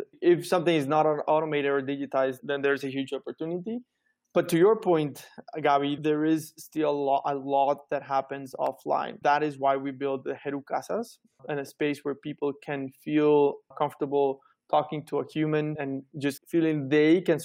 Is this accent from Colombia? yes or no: yes; Cali, Valle del Cauca, Colombia; English is a second language; I was fortunate to go to an international school in my hometown in Cali